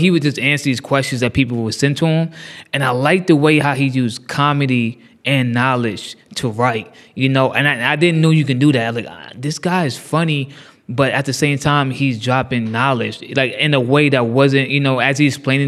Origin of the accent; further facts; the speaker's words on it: Fredericksburg, Virginia, United States; also born or lived in Maryland; now in Baltimore, United States; I'm from Fredericksburg, Virginia